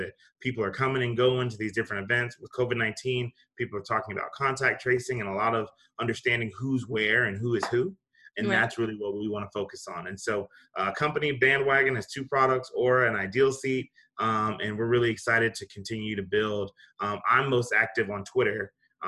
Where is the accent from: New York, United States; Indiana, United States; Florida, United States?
New York, United States; moved away; also born or lived in South Carolina; I was born in New York